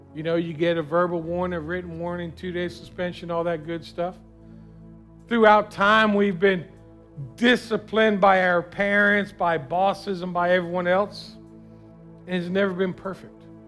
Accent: South Florida, United States; I was from South Florida, man. We didn't put on any extra clothes. It was always too hot

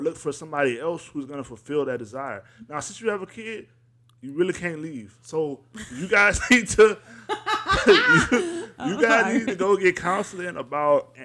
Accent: North Louisiana, United States; also born or lived in Arkansas; I am from Louisiana.

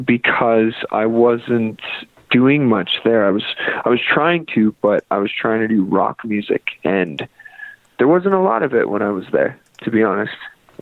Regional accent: Fort St. John, British Columbia, Canada; also born or lived in Nashville / Kentucky / Vancouver; now in Calgary, Canada; No, we're actually from Fort St. John, B.C. So okay. Northern B.C., little oil town up there.

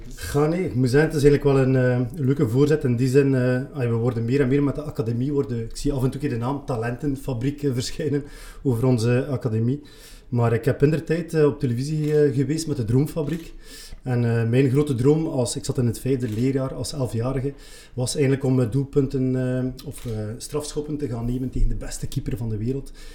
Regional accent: Leuven, Flanders, Belgium; ik ben eigenlijk geboren en getogen in Leuwen

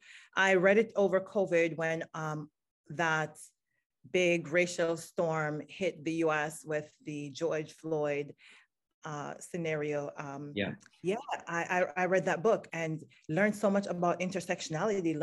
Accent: Jamaica; moved away as an adult; now in Maryland, United States; I grew up in Jamaica

